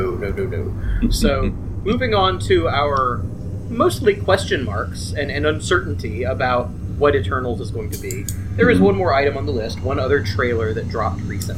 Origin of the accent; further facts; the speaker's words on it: the South, United States; we are from the South.